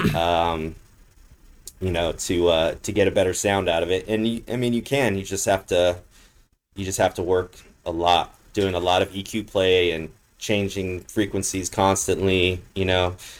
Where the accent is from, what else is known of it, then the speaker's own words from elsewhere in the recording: Los Angeles, California, United States; now in Las Vegas, United States; I'm from Los Angeles